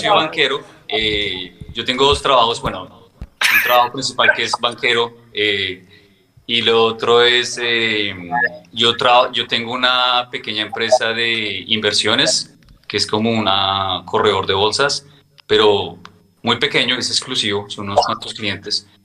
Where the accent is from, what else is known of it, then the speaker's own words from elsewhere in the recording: Bogotá, Colombia; moved away as an adult; now in United States; yo vivo en Estados Unidos desde hace 17 años. Soy de Bogotá.